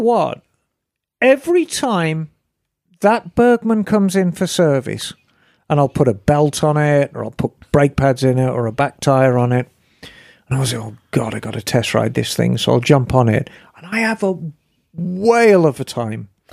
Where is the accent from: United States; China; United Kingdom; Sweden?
United Kingdom; Birmingham, West Midlands; moved away; I was born and raised in Birmingham, and Birmingham is right in the middle of England